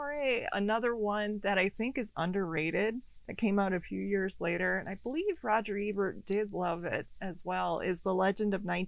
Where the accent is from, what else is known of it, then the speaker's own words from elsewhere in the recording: Minnesota, United States; I grew up in Minnesota